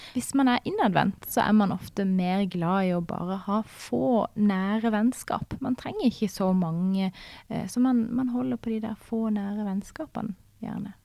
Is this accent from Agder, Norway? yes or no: yes; Farsund, Agder, Norway; Jeg kommer fra Farsund, som er på Sørlandet, ikke så langt ifra Dyreparken